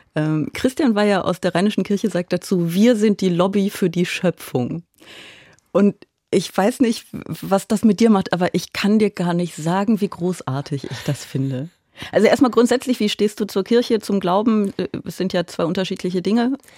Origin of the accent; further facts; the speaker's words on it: Aachen, North Rhine-Westphalia, Germany; moved away; Also ich komme ja aus Aachen